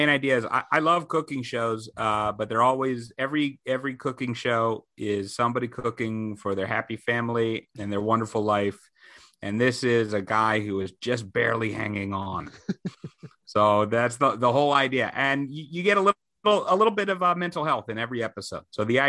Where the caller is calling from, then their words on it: Queens, New York, United States; I am coming from Queens, Sunnyside, Queens.